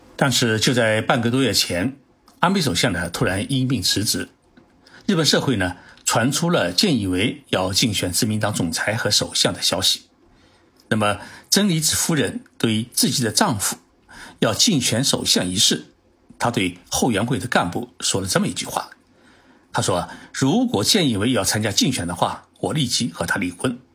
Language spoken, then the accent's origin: Chinese; Zhejiang, China; now in Tokyo, Japan; 浙江省啊，也是我的老家